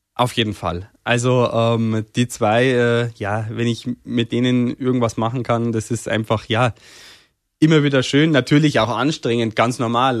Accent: Berchtesgaden, Bavaria, Germany; accent: Bavarian; also born or lived in Sonneberg, Thuringia; ich bin eigentlich quasi hier aufgewachsen, ähm, ja, in Bayern aufgewachsen

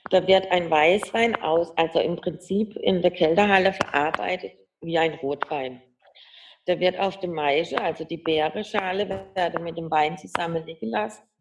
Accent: Baden-Württemberg, Germany; accent: Badisch; ich kann jetzt Schwäbisch leider, ich spreche ja Badisch, wie man hört, also Hochdeutsch kann ich nicht.

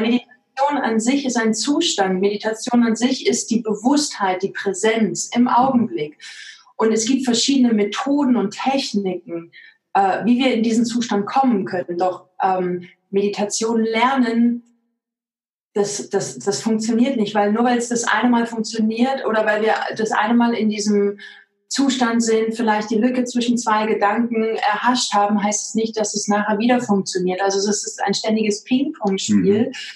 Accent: East Germany, Germany; ich bin im Osten groß geworden

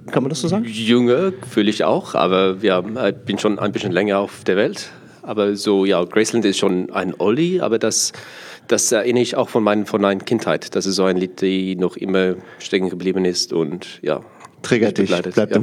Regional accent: South Africa; German is a second language; moved away as an adult; now in Germany; Ja, ich bin ähm, nicht deutsch, ich bin gebürtig Südafrikaner äh, und bin seit 2015 hier in Deutschland äh, und ich ja, bin hier gekommen für Studium.

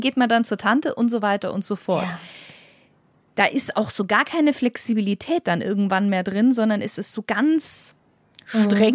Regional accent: Germany; bei uns in Deutschland

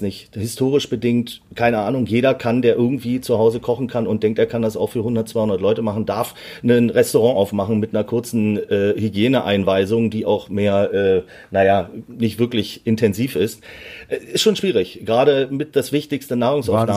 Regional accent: Berlin, Germany; ich bin mit sieben Jahren äh, nach Berlin ausgewandert.

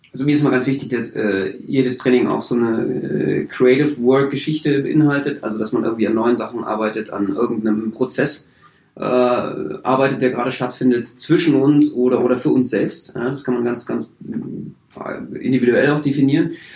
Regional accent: Berlin, Germany; ich bin Berliner

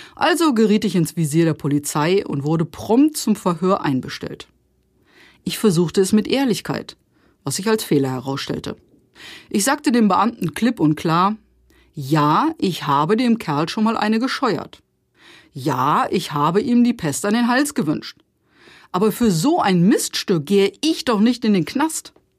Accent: Osterode am Harz, Lower Saxony, Germany; Ich komme aus dem Harz. VfR Osterode ist unsere Heimatmannschaft.

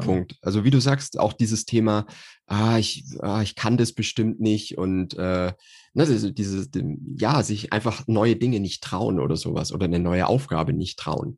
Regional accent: Nuremberg region, Bavaria, Germany; also ich bin aus der Nürnberger Region

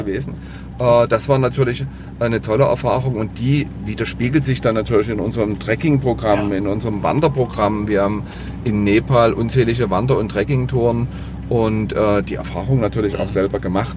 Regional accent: Dresden, Saxony, Germany; Ich bin in Dresden groß geworden

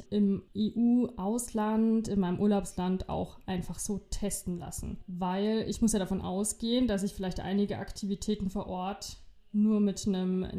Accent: Germany; Das bedeutet, dass ich als Deutscher in ein, in ein einfaches Risikogebiet für 24 Stunden reisen kann und ich muss dann bei meiner Rückkehr nicht in Quarantäne.

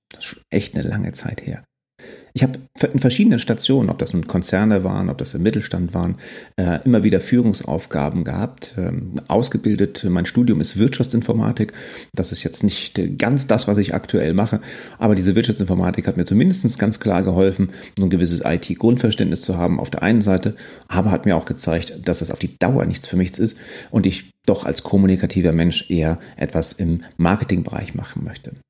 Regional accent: Northern Germany, Germany; also born or lived in Quickborn, Schleswig-Holstein; bin Norddeutscher durch und durch

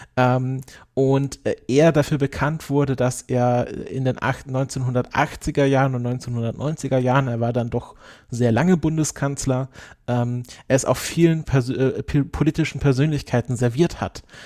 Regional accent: Southern Germany, Germany; Süd Süddeutschland, wo ich herkomme

